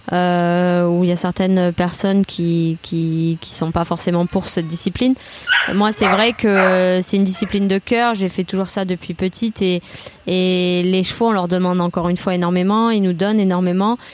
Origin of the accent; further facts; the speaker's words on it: Toulouse, Occitania, France; je suis originaire de Toulouse